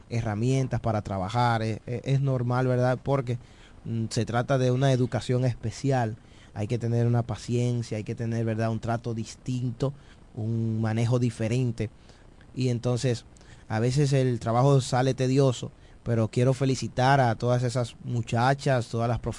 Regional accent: Dominican Republic; los dominicanos

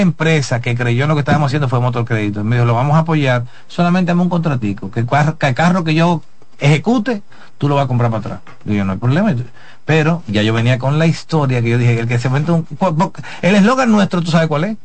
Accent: Dominican Republic

